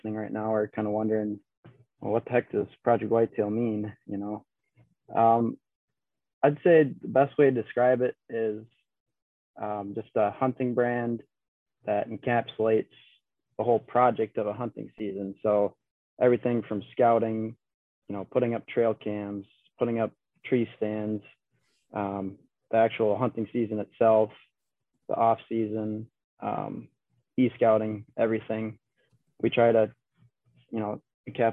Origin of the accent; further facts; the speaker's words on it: La Crosse, Wisconsin, United States; I'm from La Crosse, Wisconsin